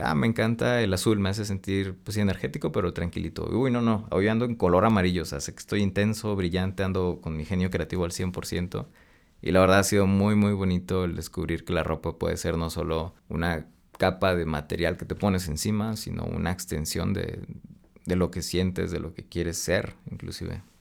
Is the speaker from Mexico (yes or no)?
yes; Monterrey, Nuevo León, Mexico; moved away as an adult; now in Mexico City, Mexico; soy regio